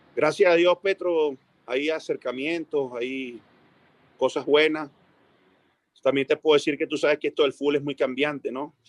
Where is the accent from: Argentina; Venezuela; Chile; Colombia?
Venezuela; moved away as an adult; uno como técnico venezolano